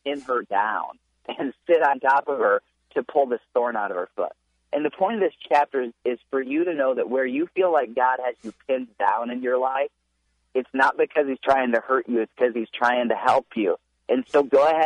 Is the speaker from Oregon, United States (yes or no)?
no; Michigan, United States; I grew up in Michigan